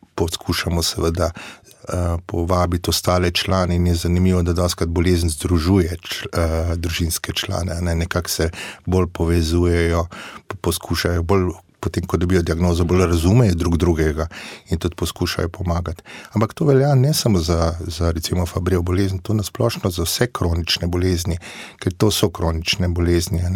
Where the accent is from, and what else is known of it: Slovenia